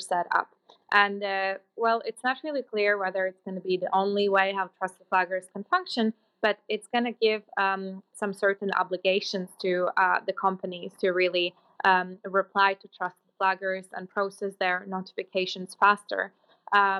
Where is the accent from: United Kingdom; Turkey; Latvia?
Latvia; moved away; I come from Latvia